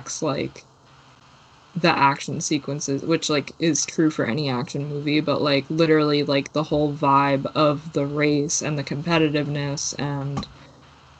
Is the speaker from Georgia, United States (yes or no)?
no; New York, United States; I'm from New York